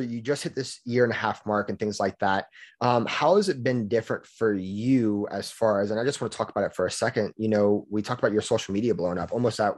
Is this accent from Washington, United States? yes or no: no; Louisiana, United States; moved away as an adult; I'm from Louisiana, and I just recently moved up here